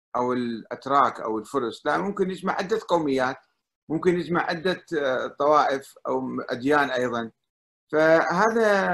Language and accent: Arabic; Iraq; انا كعراقي